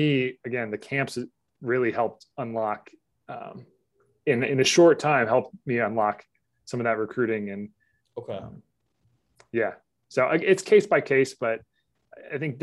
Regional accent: Charlotte, North Carolina, United States; moved away; also born or lived in Pennsylvania; I grew up in Charlotte

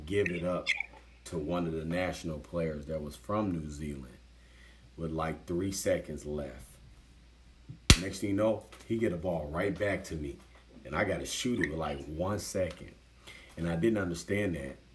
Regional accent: United States

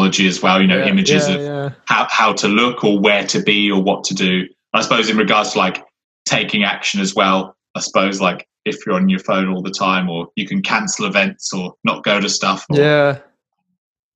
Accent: Somerset, South West England, United Kingdom; moved away; living in nature, you know, where we grew up in Somerset.

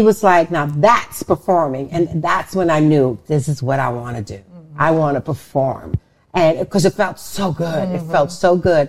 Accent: Netherlands; also born or lived in Suriname / New York; now in Los Angeles, United States; I was born in Suriname, South America, and raised in the Netherlands, and then moved by myself to New York, and then

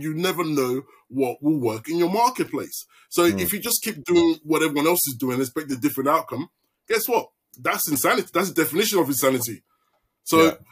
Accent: London, United Kingdom; moved away as an adult; now in Melbourne, Australia; I'm from East London

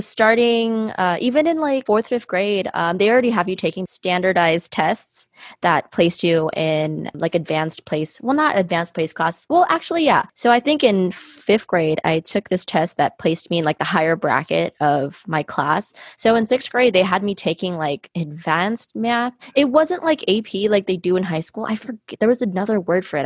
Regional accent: United States; I was born and raised here in America

